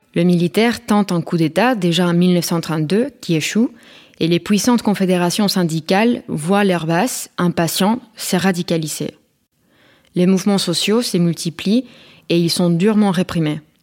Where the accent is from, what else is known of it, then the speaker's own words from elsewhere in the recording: Spain; moved away as an adult; j'ai grandi en Espagne jusqu'à mes 22 ans